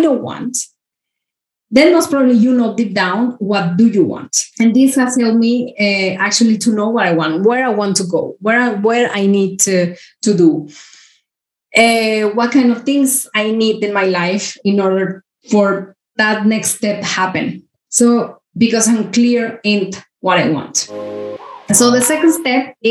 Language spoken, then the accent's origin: English; Mexico; I grew up in Mexico. I'm from Mexico